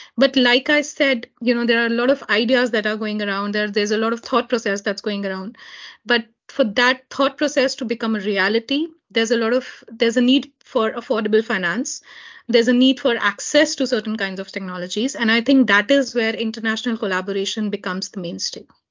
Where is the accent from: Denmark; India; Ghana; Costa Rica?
India; Jammu and Kashmir; this happens right in my home state